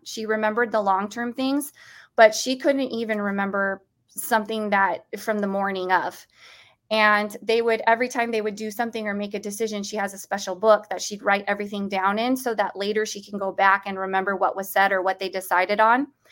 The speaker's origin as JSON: {"language": "English", "country": "United States", "said": "as an American"}